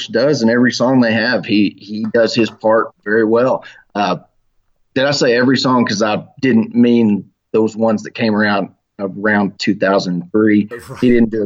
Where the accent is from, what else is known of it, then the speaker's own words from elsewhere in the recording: Oklahoma, United States; I am from Oklahoma